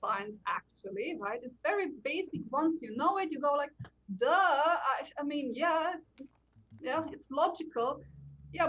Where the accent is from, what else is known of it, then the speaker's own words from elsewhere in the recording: Slovenia; moved away as an adult; also born or lived in Bavaria, Germany / London, United Kingdom; now in Nuneaton, United Kingdom; I was born in Slovenia to Slovenian parents who already lived in Germany, went back to Slovenia just to give birth with me and for me a little bit.